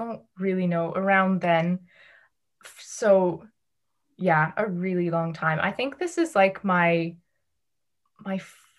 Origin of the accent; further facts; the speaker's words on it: Amsterdam, North Holland, Netherlands; born there; also born or lived in Toronto; Well, I was born in Amsterdam. My mom's Dutch and my dad's Canadian. And I lived in Toronto for a little bit when I was little.